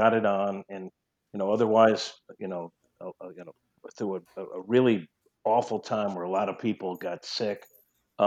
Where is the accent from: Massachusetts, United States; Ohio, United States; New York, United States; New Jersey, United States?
New York, United States; accent: New York twang; moved away; also born or lived in St. Louis; I'm a New Yorker. I still have a little New York twang sometimes I hear